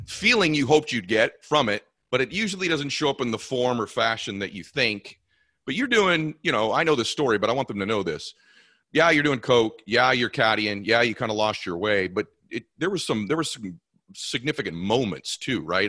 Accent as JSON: {"language": "English", "town": "Boston", "region": "Massachusetts", "country": "United States", "moved": "as an adult", "lives_now": "Los Angeles, United States", "said": "we're both from Boston area"}